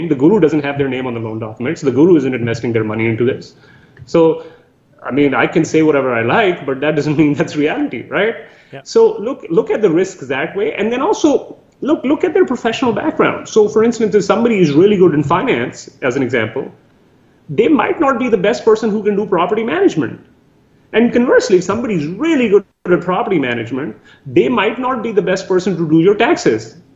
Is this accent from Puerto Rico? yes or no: no; Canada; So some of the biggest things that as a Canadian investor we should be looking